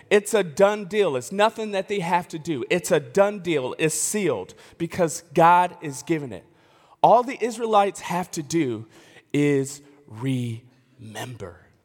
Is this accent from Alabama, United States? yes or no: no; Elmhurst, Illinois, United States; I grew up in the West Suburbs. of Chicago. A, a, and I like to say I'm from Chicago. I can't really claim it because I'm from the west suburbs of Chicago. It's, it's, it's Elmhurst